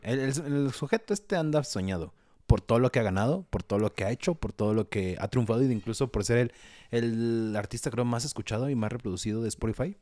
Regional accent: Mexico; Los mexicanos no sabemos decir que no

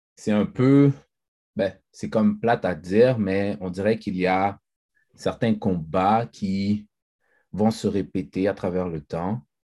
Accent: Haiti; moi, je suis haïtien, je, suis fier d'être haïtien

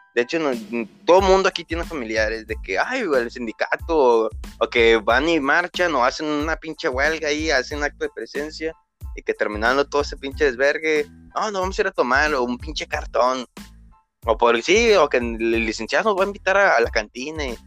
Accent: Monclova, Coahuila, Mexico; aquí en mi región, del municipio donde yo soy, de Monclovita la Bella

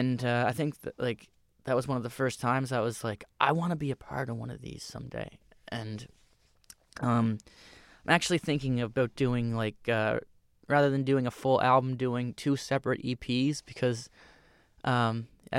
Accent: Cape Breton, Nova Scotia, Canada; I come from Cape Breton, a similar area that Steph is from

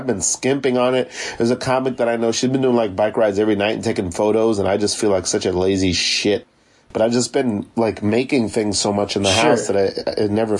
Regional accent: Florida, United States; also born or lived in Savannah, Georgia; now in New York, United States; I'm from Florida, and I went to school in Savannah. Like, I spent a lot of time in the South.

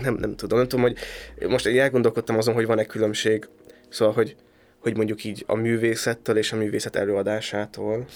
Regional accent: a small village in Szabolcs, Szabolcs-Szatmár-Bereg, Hungary; szerencsés vagyok, hogy abban a Szabolcsi kisfaluba születtem

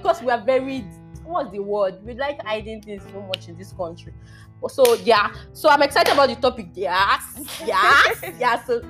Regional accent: Nigeria; But as a Nigerian boss lady, you have to handle those things.

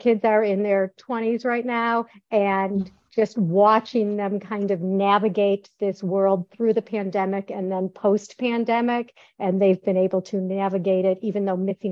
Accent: Detroit, Michigan, United States; moved away as an adult; also born or lived in Chicago; now in Florida, United States; I taught in Metro Detroit, where I grew up in Metro Detroit, and I actually stayed there to raise my kids.

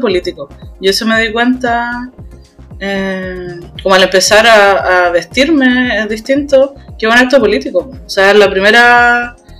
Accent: Temuco, Araucanía, Chile; soy del sur de Chile, de Temuco

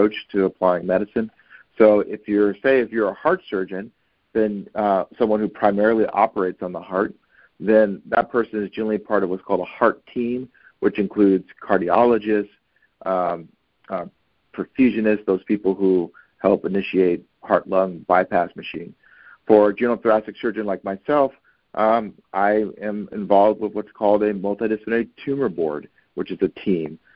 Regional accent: Oakland, California, United States; I grew up in Oakland, California, which is in the California Bay Area, and I'm a product of the Oakland Unified School District

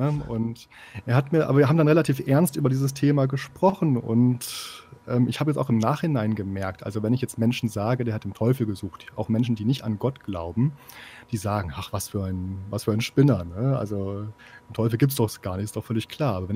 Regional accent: Osnabrück, Lower Saxony, Germany; ich komme aus Osnabrück, vielleicht hat sich das noch nicht bis da unten hindurch äh, herumgesprochen

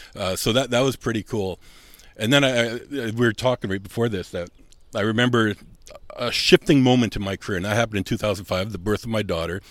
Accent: Southern Manitoba, Canada; moved away as an adult; also born or lived in Germany; now in Winnipeg, Canada; I'm from Southern Manitoba

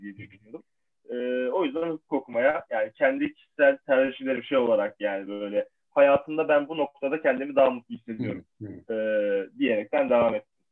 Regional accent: İzmir, Turkey; moved away as an adult; also born or lived in Istanbul; Ben de e, İzmir'denim

